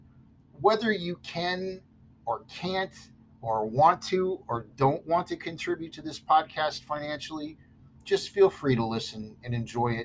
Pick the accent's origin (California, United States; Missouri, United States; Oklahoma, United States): California, United States; I'm from California.